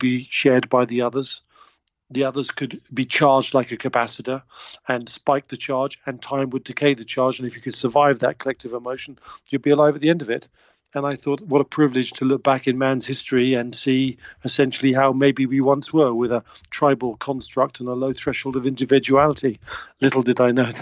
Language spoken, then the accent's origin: English; England, United Kingdom; I'm English. I was brought up in England